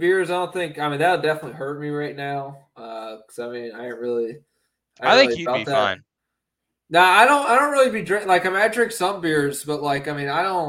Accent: the South, United States; we're all from the South.

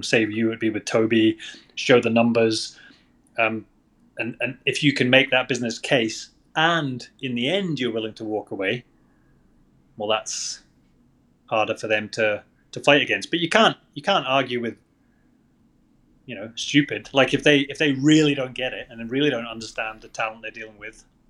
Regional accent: Scotland, United Kingdom; I'm from Scotland.

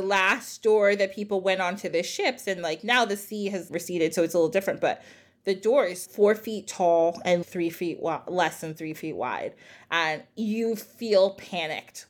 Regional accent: New Jersey, United States; "Where are you guys from?" And we're like, "New Jersey."

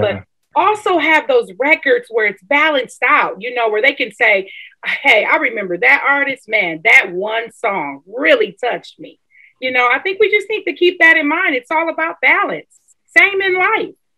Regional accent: Milwaukee, Wisconsin, United States; Milwaukee, Wisconsin, my hometown

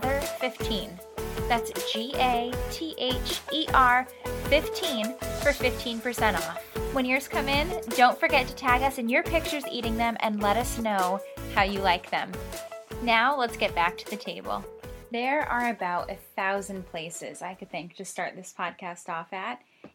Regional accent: Connecticut, United States; So, like I said … I was born and raised in Connecticut. My family moved a lot.

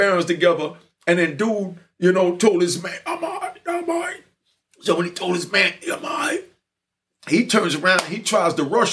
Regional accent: New York City, New York, United States; I was raised over there in Brownsville on Schenectady between Sterling and Park

